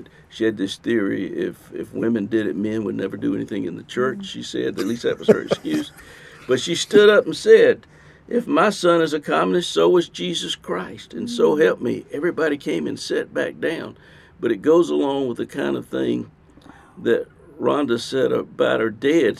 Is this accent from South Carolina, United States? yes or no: yes; Ninety Six, South Carolina, United States; I grew up in the Southern Baptist Church in a small town, a textile town, which I lived in the country right outside, but called 96 South Carolina.